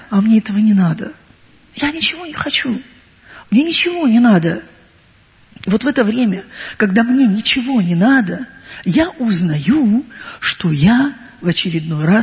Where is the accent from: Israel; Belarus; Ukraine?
Ukraine; Crimea; Э, я сама уроженка Крыма, я родилась и выросла в Крыму.